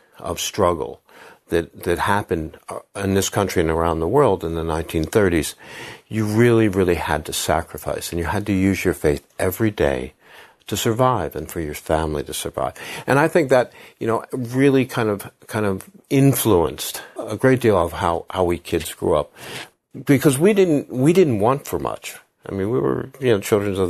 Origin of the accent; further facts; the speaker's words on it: Havertown, Pennsylvania, United States; I'm from Philadelphia. I'm from Havertown, which is a little, you know, village outside of Philadelphia